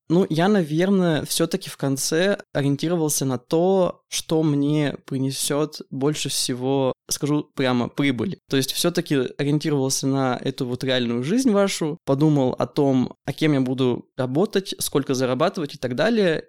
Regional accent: Yekaterinburg, Sverdlovsk Oblast, Russia; решил остаться в родном городе.

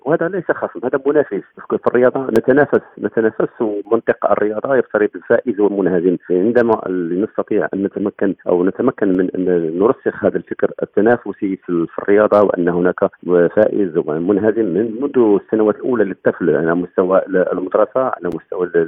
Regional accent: Morocco; عندنا في المغرب

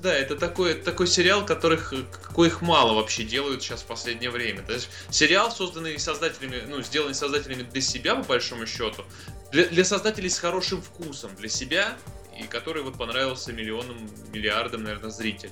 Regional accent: Tambov, Tambov Oblast, Russia; now in Saint Petersburg, Russia; гостил недавно у себя в родном городе Тамбове

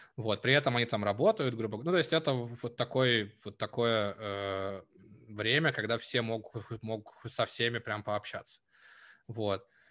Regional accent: Novosibirsk, Novosibirsk Oblast, Russia; moved away as an adult; also born or lived in Lithuania; я жил в детстве в Новосибирске

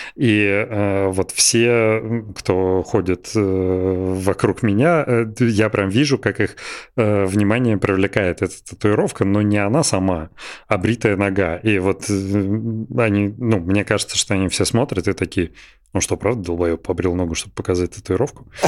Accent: Belgorod, Belgorod Oblast, Russia; всё детство прошло в Белгороде

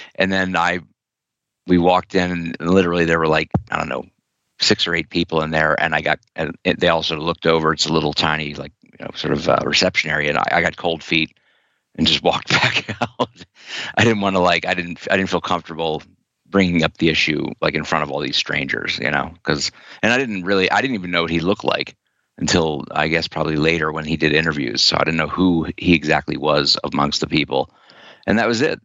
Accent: Wilmington, Delaware, United States; moved away; I was uh, passing through Wilmington, Delaware, my my hometown

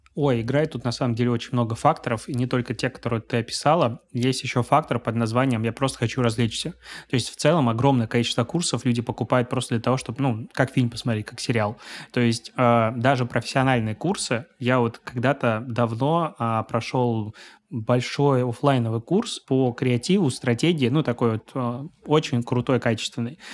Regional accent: Belarus; moved away as an adult; now in Saint Petersburg, Russia; я белорус. А, я три года назад переехал в Санкт-Петербург

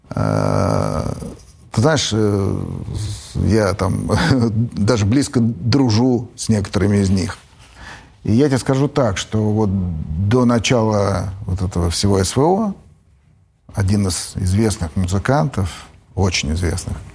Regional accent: Russia; born there; Для меня есть Россия. Я родился в России.

